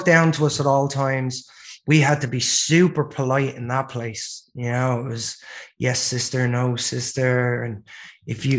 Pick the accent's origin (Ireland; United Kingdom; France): Ireland; Dublin, Leinster; moved away as an adult; also born or lived in Los Angeles; I'm originally from Ireland. I was born in Dublin in 1980.